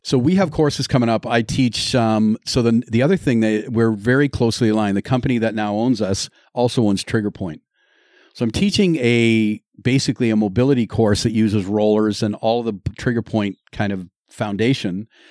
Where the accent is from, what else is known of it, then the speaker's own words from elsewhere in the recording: Lindsay, Ontario, Canada; I'm from Lindsay